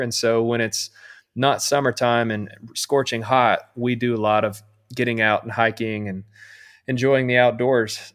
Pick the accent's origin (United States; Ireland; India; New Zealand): United States; Camden, Arkansas; I grew up in Camden, Arkansas, which is, you know, a small town